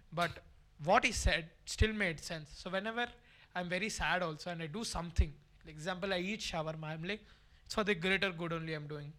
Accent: Salem, Tamil Nadu, India; moved away as an adult; I'm from Tamil Nadu

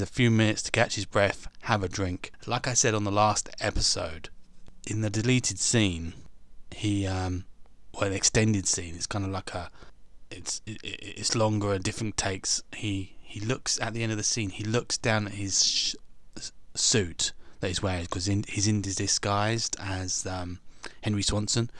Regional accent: England, United Kingdom; I'm English

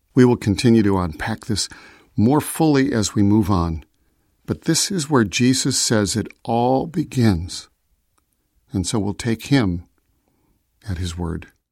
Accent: Chicago, Illinois, United States; I was born in Chicago, so I am a citizen of the United States

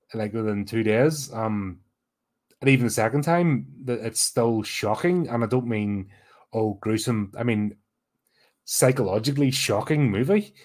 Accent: Belfast, Northern Ireland, United Kingdom; growing up in Belfast during the 80s

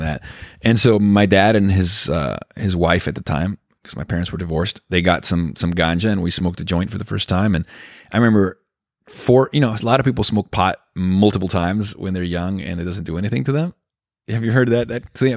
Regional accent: Venezuela; I was growing up in Venezuela

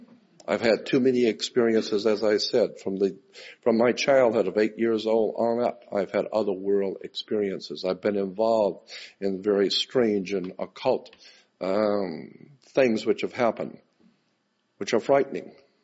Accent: Gulf Breeze, Florida, United States; I was born and raised in Gulf Breeze, Florida.

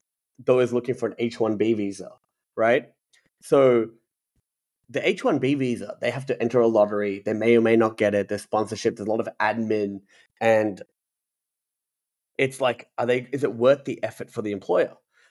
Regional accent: Australia; moved away as an adult; now in United States; We're lucky as an Australian.

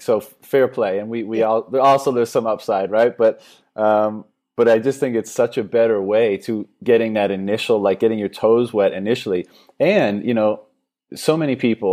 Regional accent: Canada; now in Thailand; I'm from Canada originally

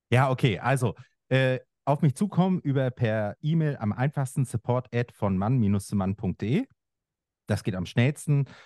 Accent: Mecklenburg-Vorpommern, Germany; Ich habe einmal in meiner Heimat äh, Fischland Dars, so, also das kennen äh, die einen oder anderen.

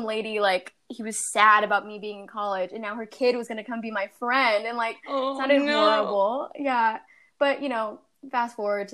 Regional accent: Bay Area, California, United States; moved away as an adult; now in New York, United States; I grew up in the Bay Area in California, like San Francisco area.

